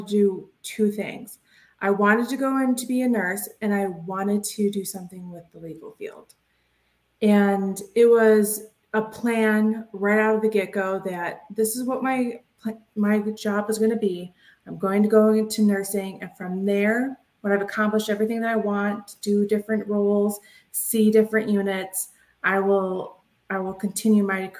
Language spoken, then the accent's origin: English; Detroit, Michigan, United States; moved back near my hometown, Metro Detroit, Michigan